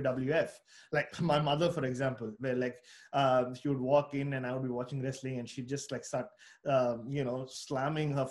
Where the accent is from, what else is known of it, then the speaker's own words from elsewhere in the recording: Mumbai, Maharashtra, India; moved away; I was born in Bombay, but it became Mumbai